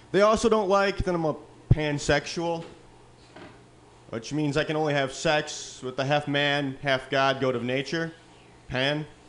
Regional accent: Midwest, United States; now in California, United States; I come from the Midwest

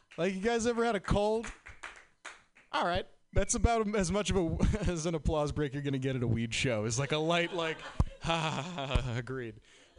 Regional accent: Boston, Massachusetts, United States

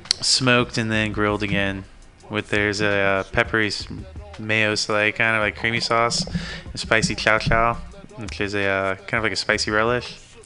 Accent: East Coast, United States; That's one thing coming from, I'm from the East Coast myself.

